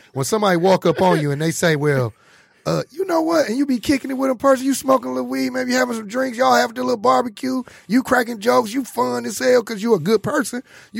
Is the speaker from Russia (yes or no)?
no; Detroit, Michigan, United States; also born or lived in Inkster; A lot of people we grew up with. I'm from Detroit. I'm from the east side, but I've been out in Inkster so long. I'm a Inkster native too.